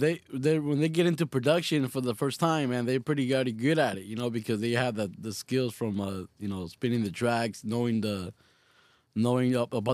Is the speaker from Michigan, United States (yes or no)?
no; Orange County, California, United States; moved away as an adult; now in Riverside County, United States; I'm from Orange County myself, but I live out here in Riverside County for the past few years now.